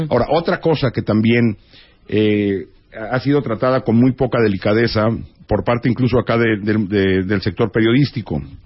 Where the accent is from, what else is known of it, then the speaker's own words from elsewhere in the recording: Mexico; como mexicanos